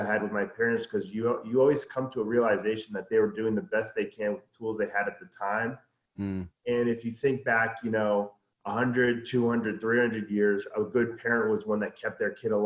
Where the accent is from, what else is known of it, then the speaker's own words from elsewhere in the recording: California, United States; also born or lived in New York; I was born in New York, and then I was raised by my mom in California.